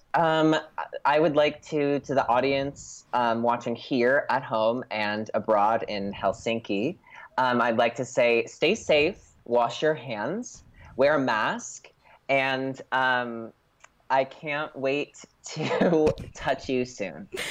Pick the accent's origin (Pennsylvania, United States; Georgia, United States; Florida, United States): Pennsylvania, United States; Scranton; now in Los Angeles, United States; I literally was born at Mercy Hospital in Scranton